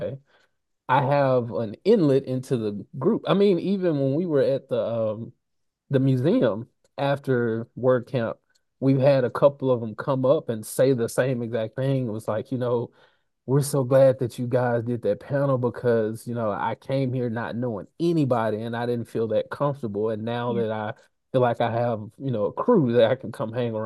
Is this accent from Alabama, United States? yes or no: yes; Alabama, United States; I grew up in Alabama